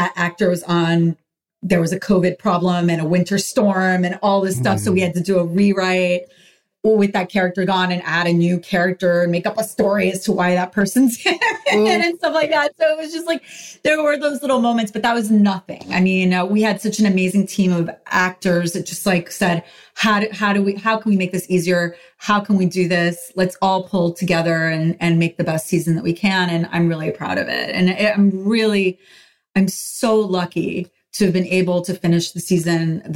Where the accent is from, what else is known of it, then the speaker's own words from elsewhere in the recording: New York City, New York, United States; growing up in Washington Heights, you know, living in like a walk-up, pre-war walk-up